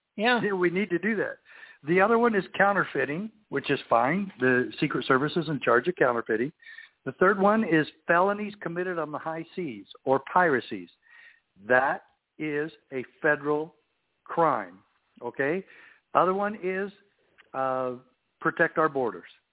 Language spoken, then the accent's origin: English; Safford, Arizona, United States; I grew up in Safford, Arizona, where I was sheriff in my home own hometown.